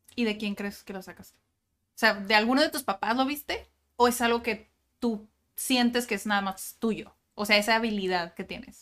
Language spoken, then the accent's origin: Spanish; Tijuana, Baja California, Mexico; yo soy de Tijuana y nací en Tijuana y toda mi vida he estado en Tijuana